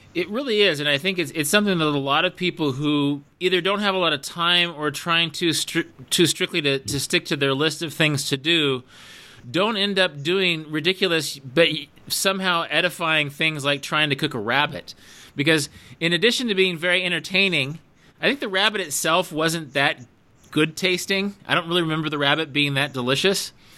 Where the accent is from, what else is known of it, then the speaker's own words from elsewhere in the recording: United States; we're both Americans